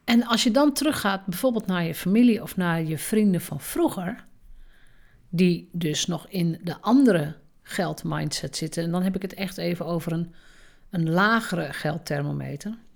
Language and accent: Dutch; Drenthe, Netherlands; En misschien is dat zo omdat ik uit Drenthe kom. In Drenthe mag je sowieso nooit opvallen